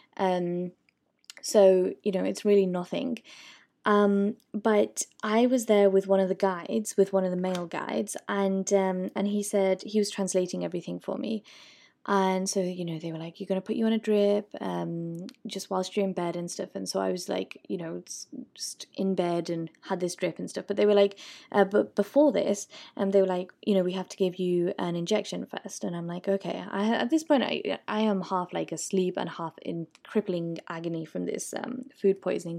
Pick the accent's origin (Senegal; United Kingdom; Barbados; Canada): United Kingdom; moved away; I'm, I'm British